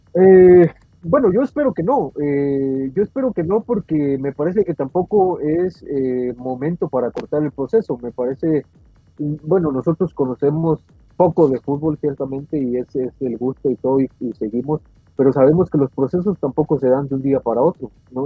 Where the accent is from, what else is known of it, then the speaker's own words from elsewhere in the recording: Guatemala; somos guatemaltecos